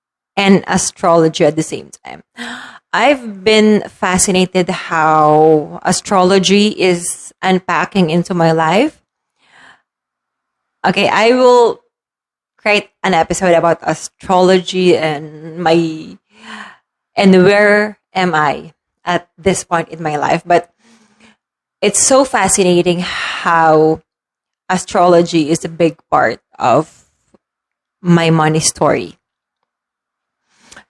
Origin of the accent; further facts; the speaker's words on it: Philippines; As a Filipino, siesta, as we want to call it, in the afternoon is normal